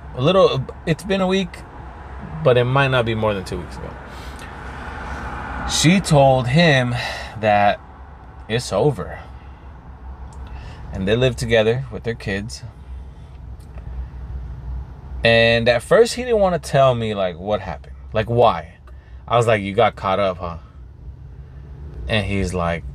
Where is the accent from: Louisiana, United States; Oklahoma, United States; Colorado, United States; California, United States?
California, United States; Pico; in my hometown, like, if I go to Pico and I see people from high school